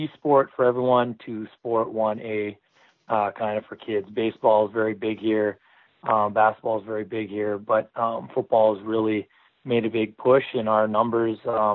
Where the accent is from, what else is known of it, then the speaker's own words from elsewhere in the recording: Canada; moved away; I'm from Canada originally